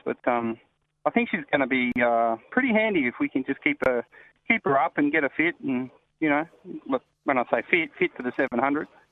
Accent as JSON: {"language": "English", "town": "Sydney", "region": "New South Wales", "country": "Australia", "tie": "born or raised there", "moved": "yes", "lives_now": "Perth, Australia"}